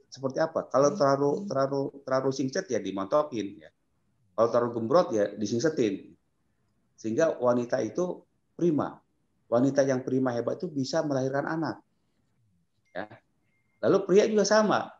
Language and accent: Indonesian; West Java, Indonesia; Ingat, orang Jawa, sama juga saya orang Sunda, menjunjung tinggi kesuburan.